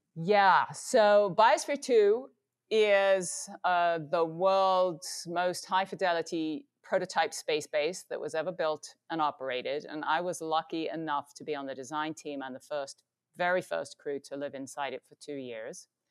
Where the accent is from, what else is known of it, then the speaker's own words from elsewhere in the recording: England, United Kingdom; Growing up in England